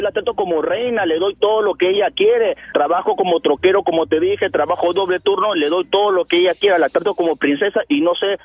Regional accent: Michoacán, Mexico; Yo soy de Michoacán.

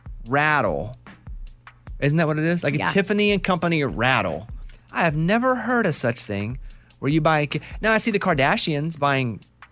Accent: Arkansas, United States; because growing up in Arkansas, even when I go home, it starts to slip back a little bit.

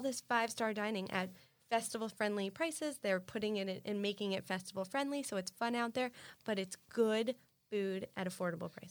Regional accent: Miami Beach, Florida, United States; I grew up on Miami Beach.

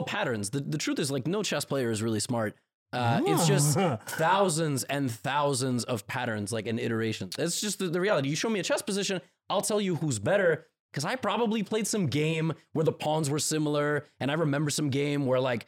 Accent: New York, United States; I'm from New York

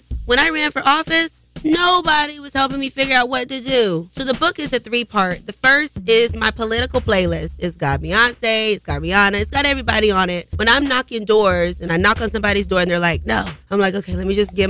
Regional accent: the South, United States; I'm a girl from the South

